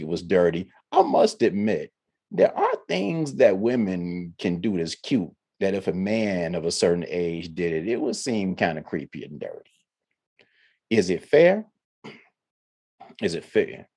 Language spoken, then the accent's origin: English; Ohio, United States; now in the South, United States; I'm from Ohio and I wasn't raised in a touchy-feely household